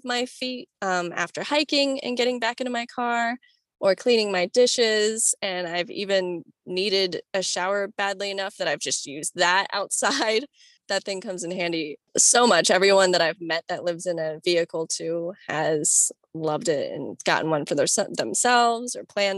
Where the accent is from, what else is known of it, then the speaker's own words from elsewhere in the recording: Florida, United States; I grew up in Florida